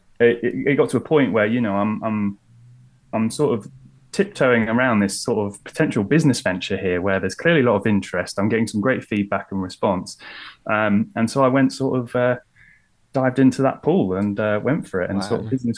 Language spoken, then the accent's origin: English; Lincolnshire, East Midlands, United Kingdom; also born or lived in London; now in Lincoln, United Kingdom; I'm from Lincolnshire